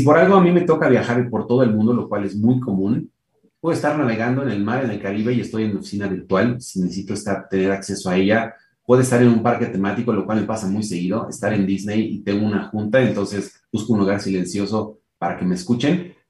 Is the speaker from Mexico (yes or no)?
yes; Mexico; soy mexicano de nacimiento